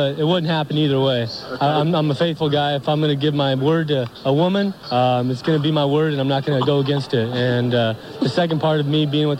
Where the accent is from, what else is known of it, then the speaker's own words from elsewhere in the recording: United States; But growing up in America, being with, you know, my family being here in the States and the people that I love most living here in the United States